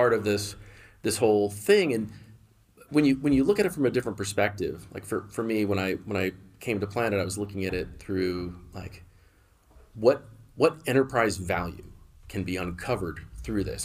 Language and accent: English; Bay Area, California, United States; also born or lived in San Diego, California; I was born in San Diego, but, but moved, uh, moved to the Bay Area when I was really young